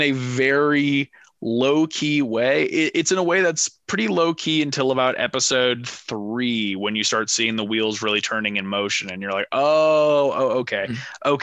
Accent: Manhattan Beach, California, United States; I grew up in Manhattan Beach

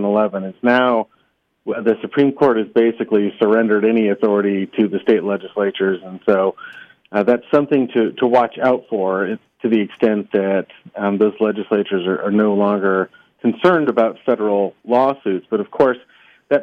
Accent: Atascadero, California, United States; I am calling in from Atascadero, my hometown

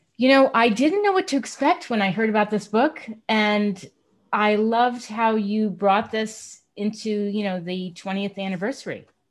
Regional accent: East Coast, United States; moved away; I'm from the East Coast

